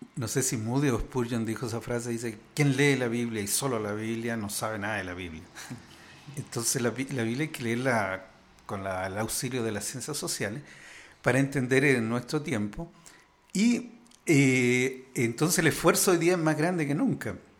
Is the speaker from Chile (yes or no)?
yes; Chile; yo vengo de Chile